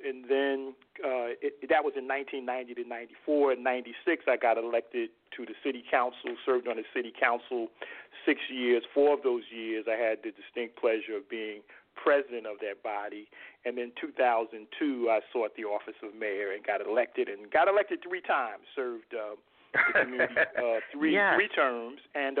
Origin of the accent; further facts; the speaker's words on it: Newark, New Jersey, United States; also born or lived in Irvington, New Jersey; my birthplace, which is Newark, New Jersey, my hometown.